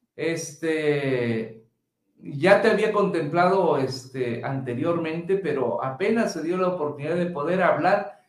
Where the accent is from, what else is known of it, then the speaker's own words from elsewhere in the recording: Mexico; nuestra cultura mexicana